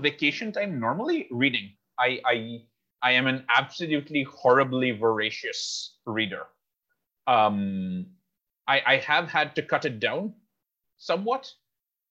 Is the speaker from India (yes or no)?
yes; Kolkata, West Bengal, India; I'm from Calcutta.